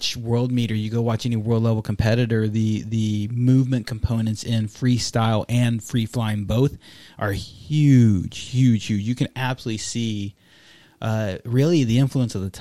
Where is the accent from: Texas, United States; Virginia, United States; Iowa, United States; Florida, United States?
Texas, United States; I'm from Texas